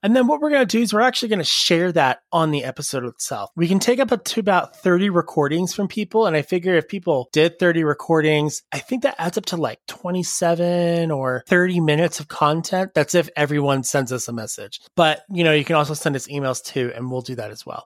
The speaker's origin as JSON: {"language": "English", "town": "Salt Lake City", "region": "Utah", "country": "United States", "said": "I am essentially from Salt Lake City, Utah"}